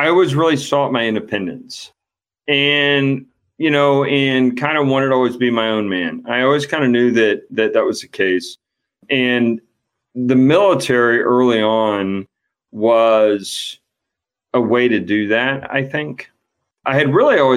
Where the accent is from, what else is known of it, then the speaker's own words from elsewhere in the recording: El Paso, Texas, United States; moved away as an adult; now in St. Louis, United States; I grew up in Texas. I'm a West Texas guy